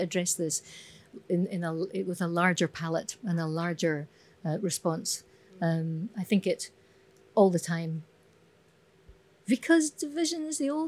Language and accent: English; Scotland, United Kingdom; Being Scottish